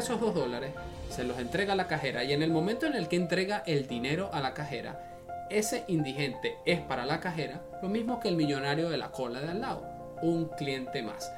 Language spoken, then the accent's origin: Spanish; Venezuela; moved away; yo vengo de un país socialista, yo soy de Venezuela